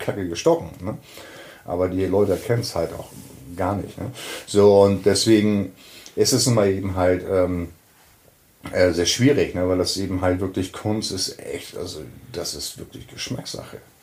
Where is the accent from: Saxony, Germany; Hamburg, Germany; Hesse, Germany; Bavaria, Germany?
Hamburg, Germany; hier in Hamburg, da wo ich herkomme